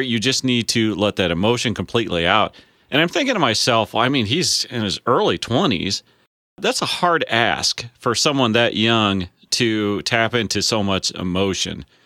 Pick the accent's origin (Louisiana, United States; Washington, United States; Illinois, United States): Illinois, United States; I'm a farmer from Illinois